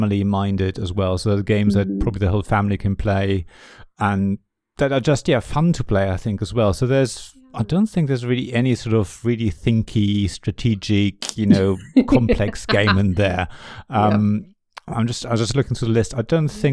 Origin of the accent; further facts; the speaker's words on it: Germany; first language German; English is a second language; moved away; I grew up in Germany